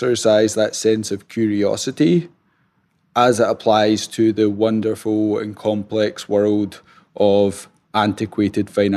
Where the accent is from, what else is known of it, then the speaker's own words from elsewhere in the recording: Scotland, United Kingdom; accent: Scottish; moved away as an adult; now in United States; So the accent is Scottish. I'm originally from Scotland, though I've been living in the States for the last 10 years